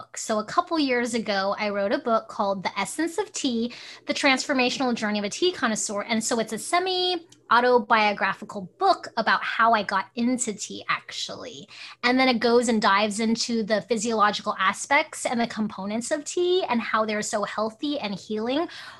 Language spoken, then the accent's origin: English; Hong Kong; now in Alaska, United States; I'm Chinese and I was born in Hong Kong